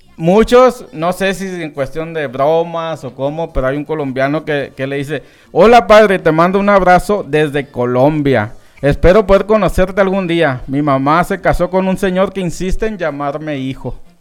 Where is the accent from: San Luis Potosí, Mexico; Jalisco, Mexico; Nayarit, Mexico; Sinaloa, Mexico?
Sinaloa, Mexico; Los Mochis; born or raised there